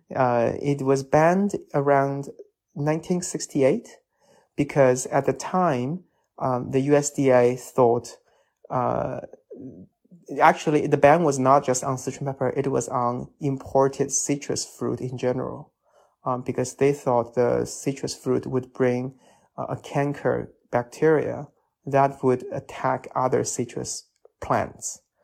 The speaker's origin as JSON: {"language": "English", "region": "Chongqing", "country": "China", "tie": "born or raised there", "second_language": "English", "moved": "yes", "lives_now": "Washington, D.C., United States", "said": "from my hometown Chongqing and Sichuan"}